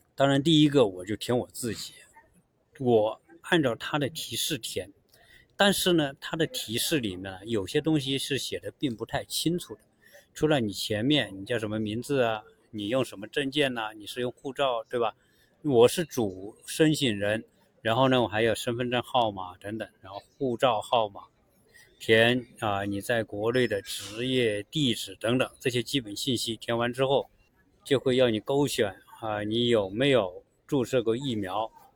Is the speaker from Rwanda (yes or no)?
no; China; now in United States; 我们中国人做事